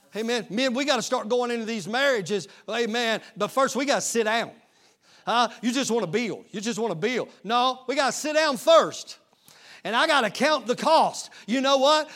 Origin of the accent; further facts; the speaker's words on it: East Texas, United States; moved away; I'm from East Texas